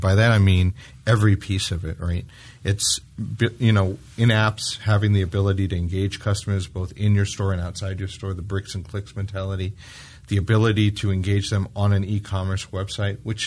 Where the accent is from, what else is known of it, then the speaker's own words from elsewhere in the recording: United Kingdom; I'm British